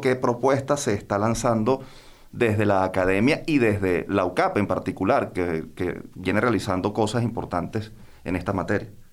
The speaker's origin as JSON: {"language": "Spanish", "country": "Venezuela"}